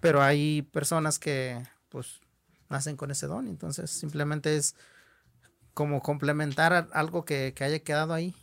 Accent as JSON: {"language": "Spanish", "country": "Mexico", "first_language": "Huichol", "second_language": "Spanish", "said": "de ser huichol, de hablar nuestra lengua, de vestir nuestra ropa, de llevar nuestro arte"}